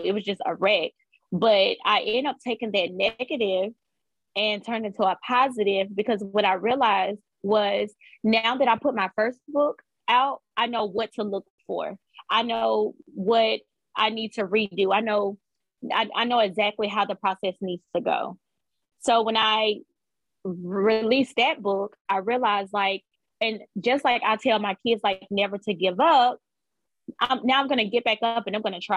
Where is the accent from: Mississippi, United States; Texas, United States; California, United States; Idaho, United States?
Mississippi, United States; Laurel; I am from Laura, Mississippi.